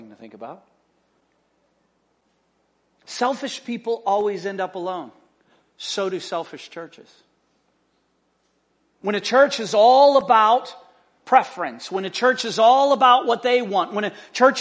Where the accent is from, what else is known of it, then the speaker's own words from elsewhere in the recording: United States; we're American